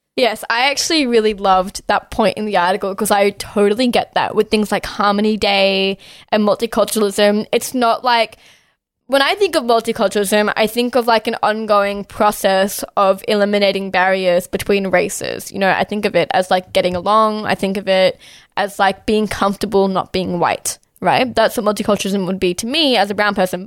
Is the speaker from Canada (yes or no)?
no; Australia; born here, like, yeah, I live here, this, I'm a citizen of Australia